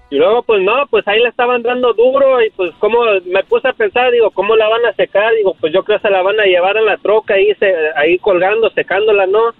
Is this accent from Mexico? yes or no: yes; Cuernavaca, Morelos, Mexico; now in California, United States; yo soy Morelos. ¿De Cuernavaca, Morelos.